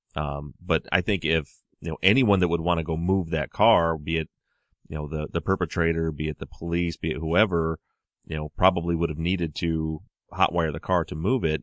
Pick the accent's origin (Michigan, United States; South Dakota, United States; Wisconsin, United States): Michigan, United States; I'm from Michigan, so the weather here is obviously a little bit different than out in Baltimore